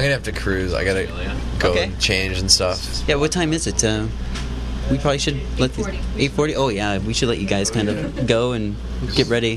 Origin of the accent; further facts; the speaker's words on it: outside of Chicago, Illinois, United States; moved away; also born or lived in Boston; the three of us grew up outside of Chicago